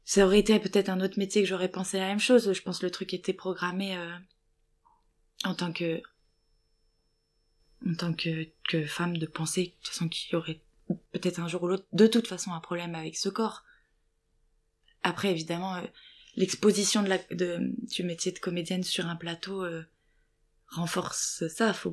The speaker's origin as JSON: {"language": "French", "area": "Lorraine", "region": "Grand Est", "country": "France", "accent": "Lorrain", "moved": "yes", "said": "je viens d'une petite ville, euh, oulala, euh, ils vont entendre mon accent lorrain"}